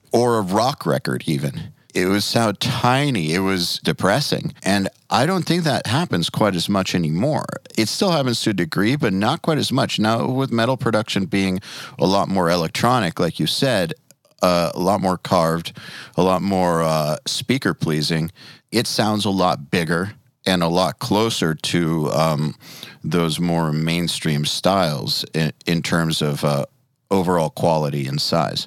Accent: Atlanta, Georgia, United States; We're from Atlanta

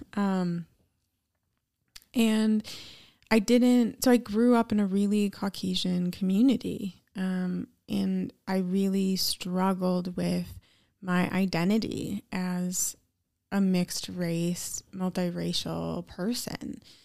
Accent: Eau Claire, Wisconsin, United States; I grew up in Eau Claire, Wisconsin

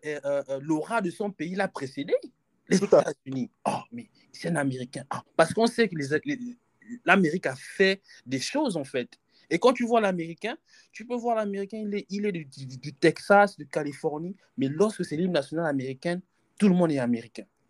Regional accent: Gabon; on est Gabonais

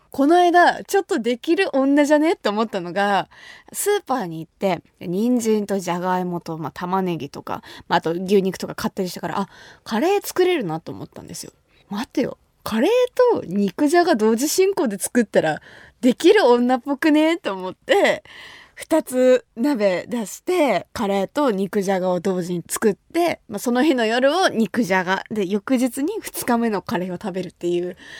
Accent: Kumamoto, Japan; 私の地元、熊本

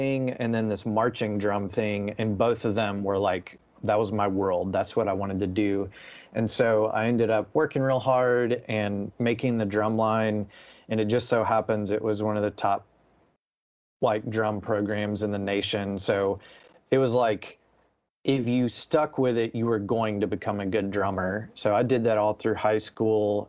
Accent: Nashville, Tennessee, United States; I grew up in Nashville. A lot of people assume I moved there for music, but I just was born there

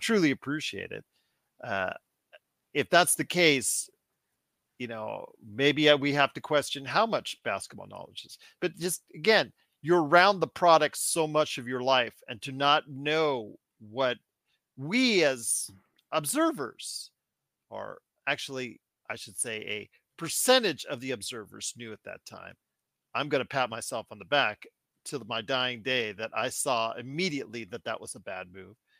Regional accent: Inglewood, California, United States; I was born in Inglewood, California.

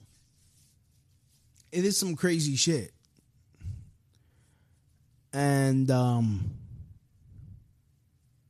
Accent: United States; me as an American

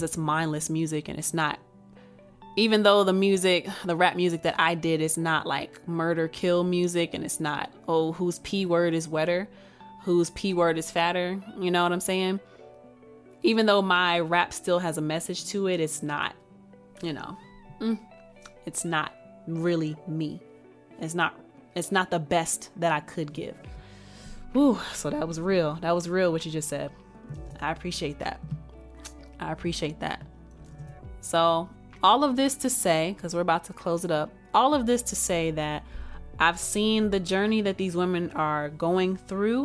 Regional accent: Texas, United States; I'm from Texas

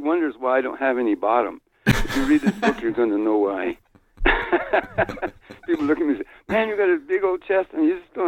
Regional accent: New Mexico, United States; born or raised there

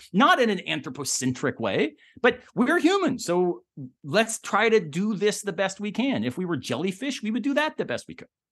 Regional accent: the South, United States; I'm born and raised in the South

